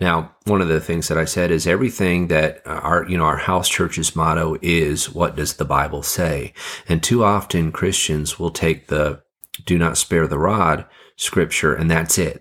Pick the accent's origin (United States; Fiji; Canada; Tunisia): Fiji; moved away; I grew up in the Fiji Islands